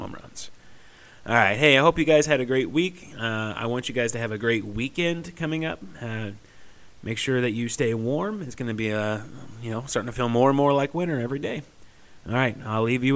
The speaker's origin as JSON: {"language": "English", "region": "Southeast Missouri", "country": "United States", "said": "I'm from Southeast Missouri"}